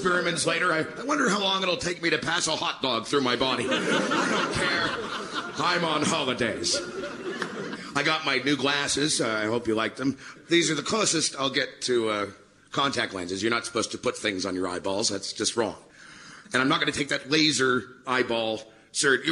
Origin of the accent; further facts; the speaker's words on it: Canada; I'm Canadian